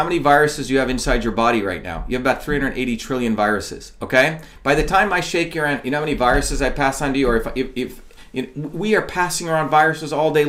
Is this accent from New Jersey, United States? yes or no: yes; New Jersey, United States; also born or lived in India; Look, all I can tell you is when I grew up, you know, in India and here, you know, growing up in New Jersey, the thing was you're supposed to play in the dirt, man.